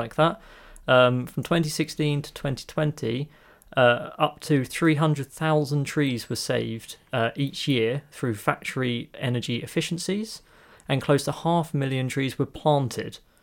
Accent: England, United Kingdom; we're English

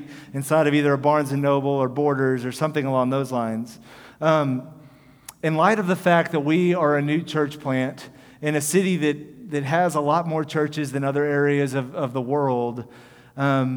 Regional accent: Houston, Texas, United States; I'm from Houston, and when I was in high school, there was an area of River Oaks

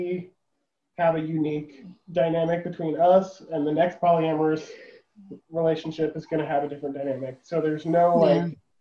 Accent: Florida, United States; moved away; I'm originally from Florida

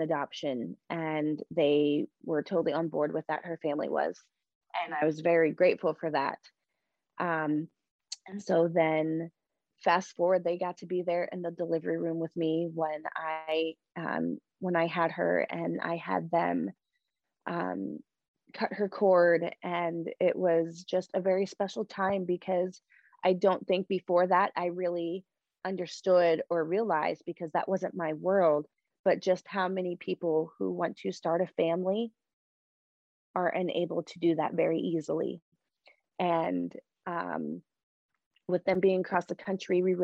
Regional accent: Delaware, United States; I knew I was from Delaware

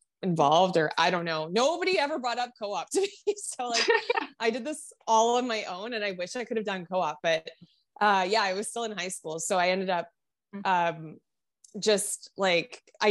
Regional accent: Ottawa, Ontario, Canada; I grew up in Ottawa, which had, like, a pretty solid, I mean, it's the capital

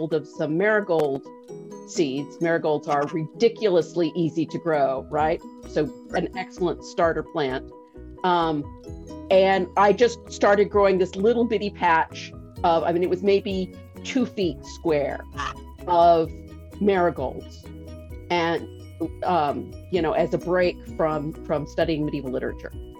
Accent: Texas, United States; moved away as an adult; also born or lived in Los Angeles; I grew up in Texas

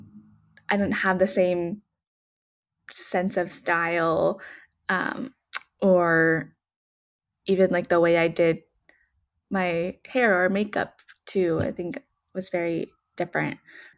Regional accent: United States; growing up in America where it's ideal to be as tan as possible.

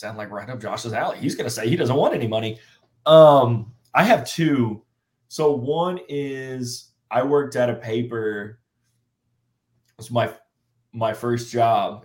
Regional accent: Southern Illinois, United States; I'm from Southern Illinois

